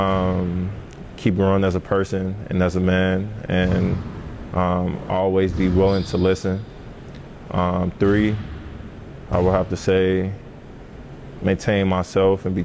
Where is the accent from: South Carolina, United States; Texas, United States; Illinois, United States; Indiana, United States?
Illinois, United States; Chicago; I was from Chicago.